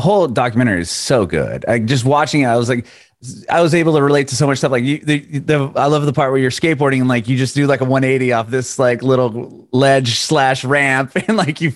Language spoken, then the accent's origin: English; San Diego, California, United States; moved away as an adult; now in Nashville, United States; I'm from San Diego originally. Within the last year I moved to Nashville